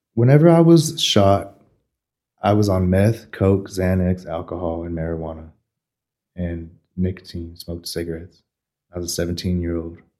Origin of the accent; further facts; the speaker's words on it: Amarillo, Texas, United States; I was born here, and I was born in Northwest at about four forty six in the morning